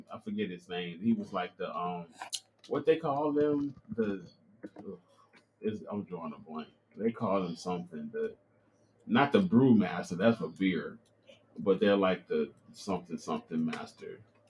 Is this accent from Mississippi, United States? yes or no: yes; Mississippi Delta, United States; moved away; My roots in Mississippi. Mississippi. Yeah, I was in Mississippi. I'm from the Mississippi Delta, you heard.